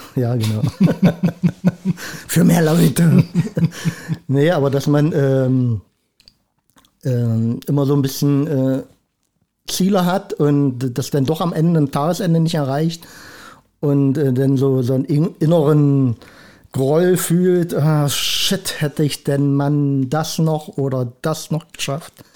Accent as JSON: {"language": "German", "town": "Schwarz", "region": "Saxony-Anhalt", "country": "Germany", "also_born_or_lived": "Rosenburg", "said": "also ganz ursprünglich komme ich aus Schwarz. Aber äh, habe jetzt auch viele Jahre in Rosenburg gelebt."}